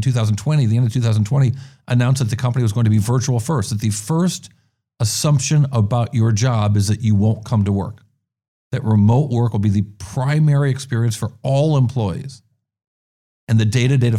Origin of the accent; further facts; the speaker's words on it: New York, United States; As a New Yorker who adapted to San Francisco, it was hard going into a coffee shop